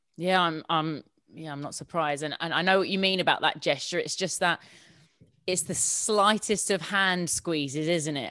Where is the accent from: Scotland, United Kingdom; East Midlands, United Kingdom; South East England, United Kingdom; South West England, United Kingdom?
South East England, United Kingdom; Sussex; born or raised there; moved away as an adult; also born or lived in Hammersmith, London / Hounslow